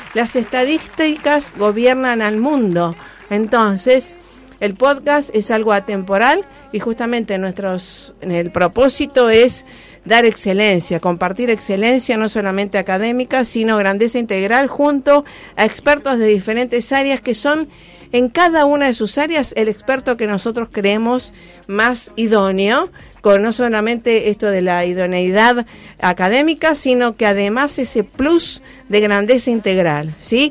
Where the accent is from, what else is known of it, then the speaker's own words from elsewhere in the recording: Rosario, Santa Fe, Argentina; desde Rosario, a mi ciudad natal